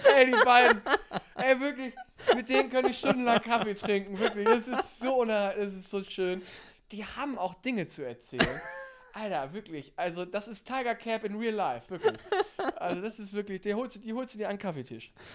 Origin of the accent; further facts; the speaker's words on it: North Rhine-Westphalia, Germany; von mir zu Hause, wo ich herkomme, aus hier Ostwestfalen da oben